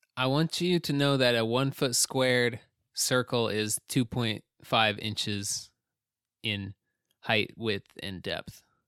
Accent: United States; as an American

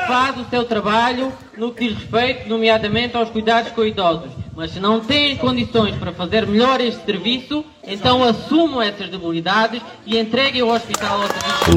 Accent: Portugal; Nós vivemos no interior, mas somos portugueses à mesma

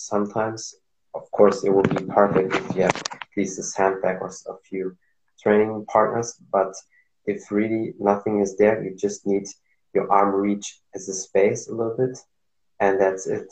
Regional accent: Morocco; moved away; also born or lived in Germany; I'm from Morocco

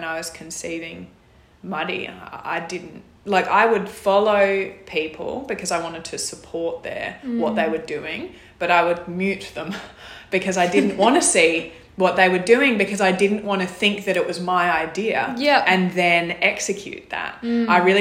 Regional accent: Whyalla, South Australia, Australia; I'm from South Australia, was born and grew up in Whyalla

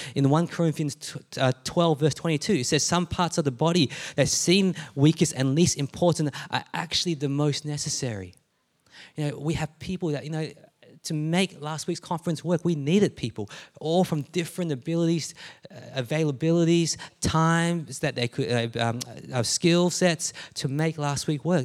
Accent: Melbourne, Victoria, Australia; also born or lived in Adelaide, Australia; I'm born in Adelaide because that's where my parents met, right? And, um, and so we moved to Melbourne and to this place when I was younger.

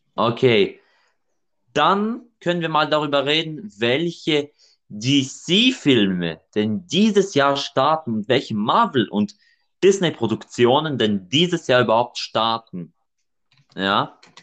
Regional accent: Germany; bei uns in Deutschland

